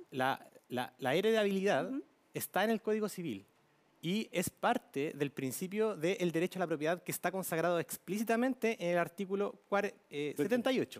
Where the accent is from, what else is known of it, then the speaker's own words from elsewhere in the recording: Quilpué, Valparaíso, Chile; yo soy de Quilpué, del Belloto